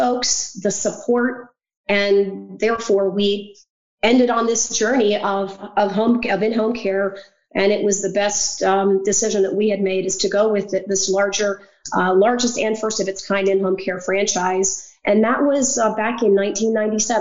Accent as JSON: {"language": "English", "region": "Pennsylvania", "country": "United States", "tie": "born or raised there", "also_born_or_lived": "Virginia", "moved": "as an adult", "said": "I grew up in Pennsylvania and was living in Virginia at the time"}